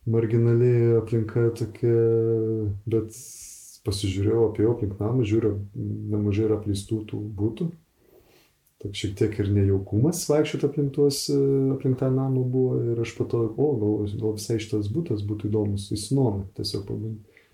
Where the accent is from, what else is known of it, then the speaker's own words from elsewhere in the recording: Vilnius, Vilnius County, Lithuania; moved away as an adult; now in Švenčionėliai, Lithuania; aš esu Vilnietis. Man visuomet būdavo tokia stigma, aš blogai jausdavausi Vilniui nors esu pats gimęs ir užaugęs Vilniui.